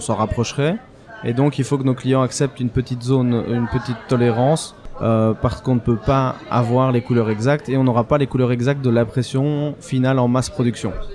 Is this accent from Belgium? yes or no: yes; Belgium; je suis belge